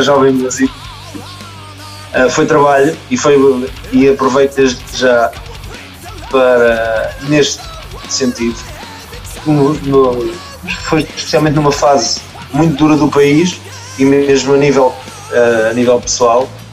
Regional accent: Malveira, Lisbon, Portugal; eu sou daqui da, da zona de Mafra, sou da Malveira

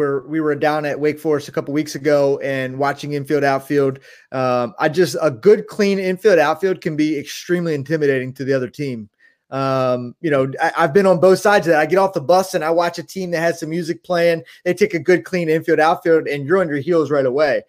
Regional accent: right outside of Baltimore, Maryland, United States; we grew up right outside of Baltimore, going to Camden Yards many times

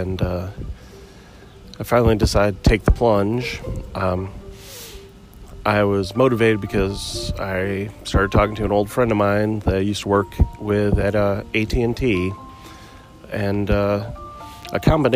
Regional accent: Muskegon, Michigan, United States; now in Maryville, United States; I grew up in Muskegon, Michigan, on Lake Michigan, you know, 45 years ago

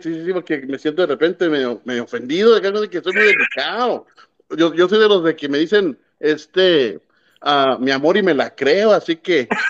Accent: Mexico; soy, sea mexicano

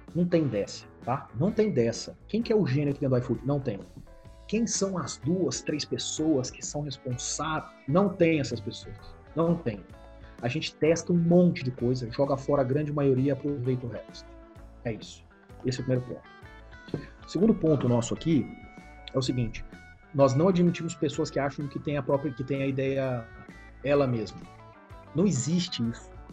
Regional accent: Brazil; Eu, como brasileiro

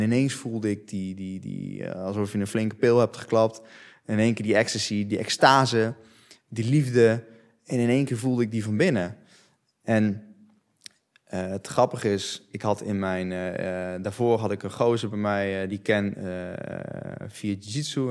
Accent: Netherlands; ik ben opgegroeid in Nederland. Dus ik spreek Nederlands

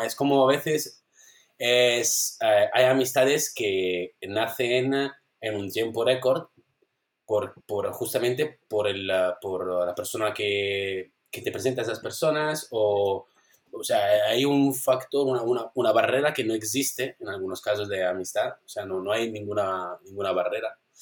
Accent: Italy; Spanish is a second language; moved away as an adult; now in Spain; vivo aquí, pero bueno, soy italiano

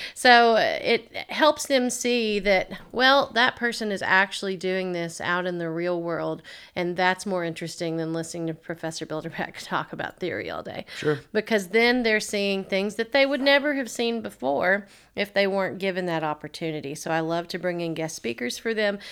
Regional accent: Waverly, Tennessee, United States; also born or lived in Clarksville, Tennessee / Nashville, Tennessee; now in Dickson, United States; originally, I'm from Waverly, Tennessee, so not too far from here at all. I lived there my entire life until it was time to go to college

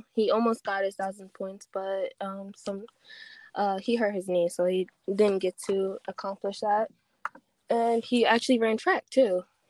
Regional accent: Mount Holly, New Jersey, United States; I was born in Mount Holly, New Jersey.

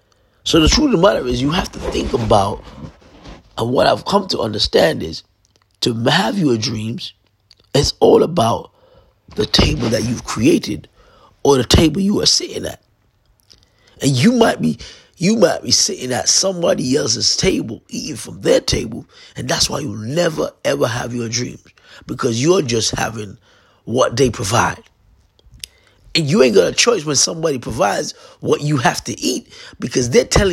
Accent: London, United Kingdom; Went through a very difficult time growing up in London, trying to fit in when I was supposed to meant to stand out.

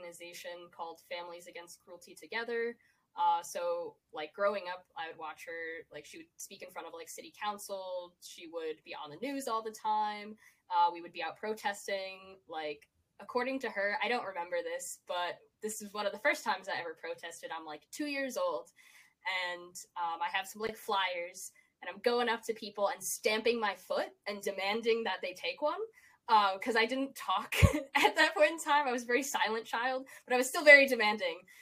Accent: Scranton, Pennsylvania, United States; I'm from Scranton, Pennsylvania

